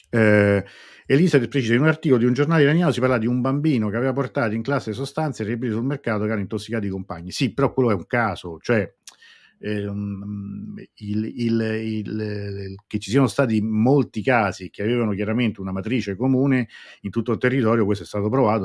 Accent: Italy; qua a casa mia, nel mio paese

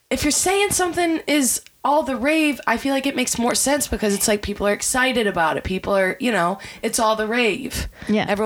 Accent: Michigan, United States; Ancient. Anything that has an A in it. Because I'm from Michigan.

